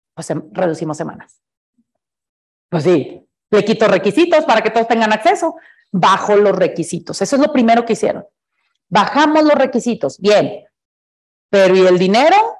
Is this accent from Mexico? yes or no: yes; Mexico; Como buenos mexicanos